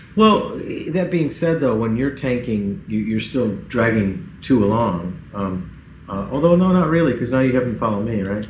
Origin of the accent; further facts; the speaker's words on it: Central New York, United States; I'm from Central New York